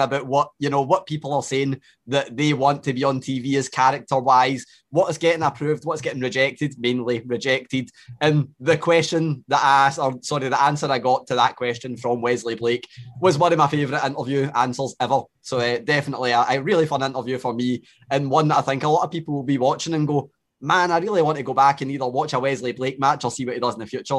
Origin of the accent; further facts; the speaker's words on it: Scotland, United Kingdom; we're born here.